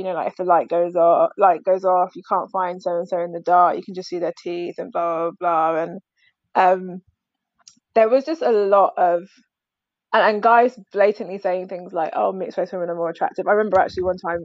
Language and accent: English; London, United Kingdom; I grew up in South London, but went to school in like primary school, went to school kind of south, but like more Beckenham kind of Kent area